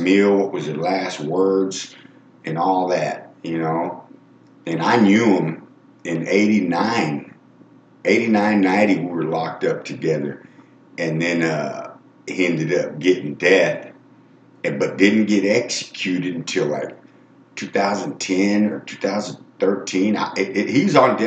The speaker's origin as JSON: {"language": "English", "region": "Texas", "country": "United States", "moved": "yes", "said": "I'm from Texas"}